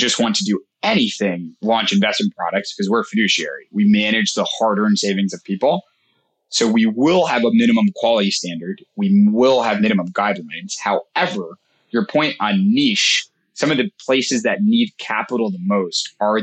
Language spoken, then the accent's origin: English; New York, United States; I'm from New York